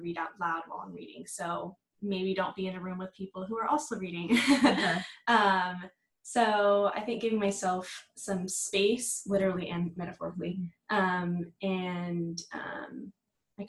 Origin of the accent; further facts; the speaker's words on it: Dallas, Texas, United States; I'm from the Dallas area